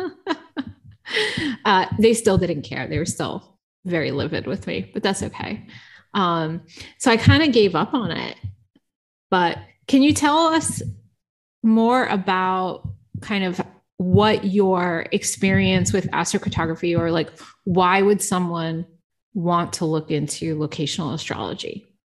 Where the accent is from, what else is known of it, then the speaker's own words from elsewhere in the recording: Providence, Rhode Island, United States; moved away as an adult; also born or lived in New York; I grew up in Providence, Rhode Island